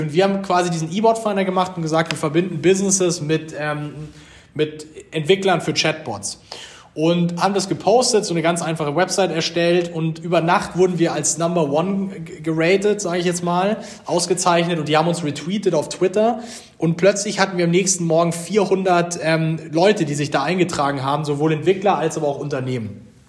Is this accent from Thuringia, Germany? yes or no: no; Munich, Bavaria, Germany; also born or lived in Pullach; Wir Gründer sind auch alle Bayern.